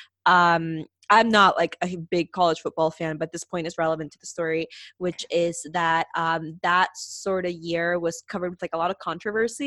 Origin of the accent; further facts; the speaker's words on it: Peru; I'm from Peru